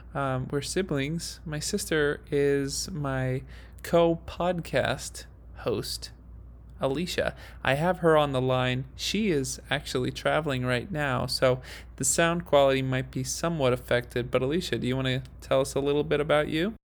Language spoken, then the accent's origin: English; Idaho, United States; now in Utah, United States; growing up in Idaho and living in Utah